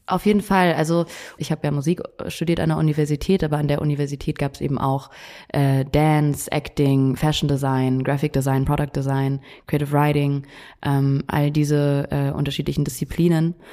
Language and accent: German; Munich, Bavaria, Germany; moved away as an adult; also born or lived in Netherlands; ich bin ja in München aufgewachsen